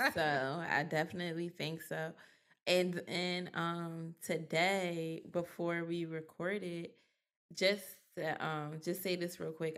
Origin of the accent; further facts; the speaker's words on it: Philadelphia, Pennsylvania, United States; accent: Philly; growing up in Philly, I seen a lot way before I realized what I seen